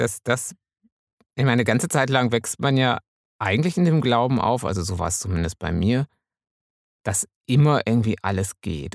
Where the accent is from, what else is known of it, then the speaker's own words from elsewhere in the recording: Münsterland, North Rhine-Westphalia, Germany; ich als Münsterländer